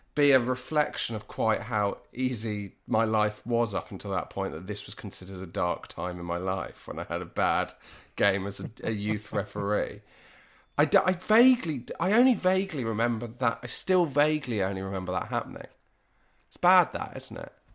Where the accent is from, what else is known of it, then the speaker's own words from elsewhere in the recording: Dartmoor, South West England, United Kingdom; also born or lived in Bristol; I grew up in Br, Bristol f, to the age of three and a half, and then we moved to Dartmoor.